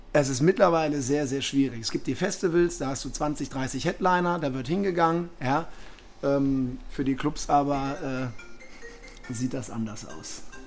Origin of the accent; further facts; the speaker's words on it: Düsseldorf, North Rhine-Westphalia, Germany; ich bin Düsseldorfer Jung